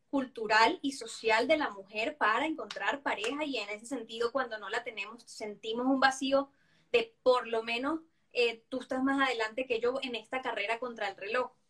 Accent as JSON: {"language": "Spanish", "country": "Venezuela", "said": "al menos yo, porque no sé si cultural, yo vengo de Venezuela, no sé si por latino, lo que sea"}